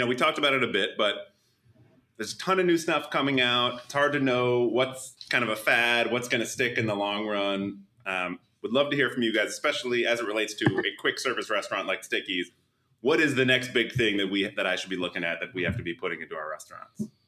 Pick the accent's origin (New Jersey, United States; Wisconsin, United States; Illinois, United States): New Jersey, United States; Edison; moved away; also born or lived in New York City; I'm also a Jersey guy originally, originally from uh, Edison